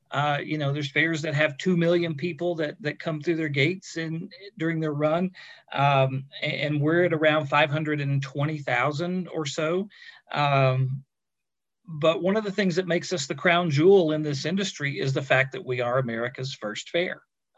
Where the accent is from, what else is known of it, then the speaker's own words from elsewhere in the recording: Kentucky, United States; now in Pennsylvania, United States; I'm from Kentucky originally